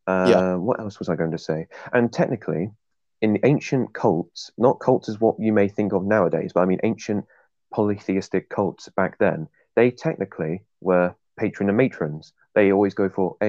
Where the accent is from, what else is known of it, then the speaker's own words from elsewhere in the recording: England, United Kingdom; I'm English.